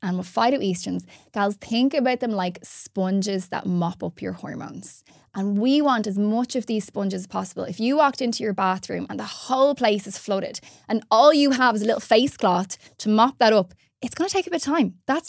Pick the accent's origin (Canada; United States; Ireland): Ireland; Like, especially as Irish gals, we love our glam.